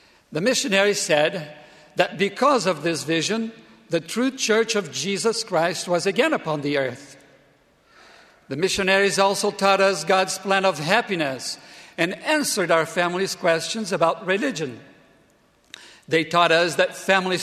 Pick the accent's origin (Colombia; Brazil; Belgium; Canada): Brazil; moved away as an adult; also born or lived in Provo, Utah; my home country, Brazil